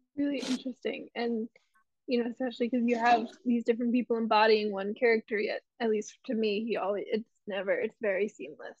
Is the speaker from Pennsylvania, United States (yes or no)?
yes; Pennsylvania, United States; moved away as an adult; now in Los Angeles, United States; I'm from Pennsylvania